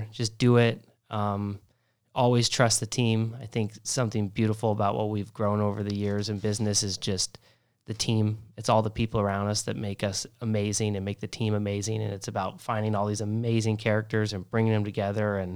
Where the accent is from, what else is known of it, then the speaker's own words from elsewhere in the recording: Hilton Head Island, South Carolina, United States; also born or lived in California / Texas / Las Vegas / Oregon; I was born in California, lived in Texas, Las Vegas, Oregon, grew up in Hilton Head Island, and I went all over the place.